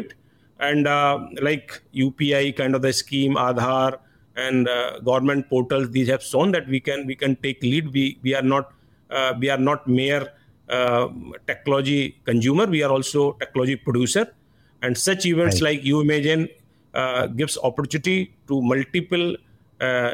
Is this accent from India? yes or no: yes; India; We as an Indian